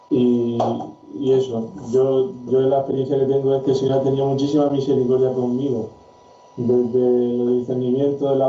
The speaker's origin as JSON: {"language": "Spanish", "country": "Paraguay", "moved": "as an adult", "lives_now": "Murcia, Spain", "said": "Yo soy paraguayo, tengo 28 años"}